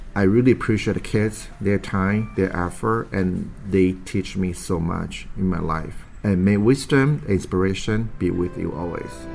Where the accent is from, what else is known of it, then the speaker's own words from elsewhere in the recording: San Francisco, California, United States; I'm from San Francisco, California.